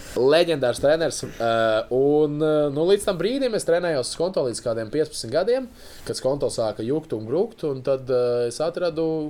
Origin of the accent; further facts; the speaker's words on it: Riga, Latvia; es piedzimu Rīgā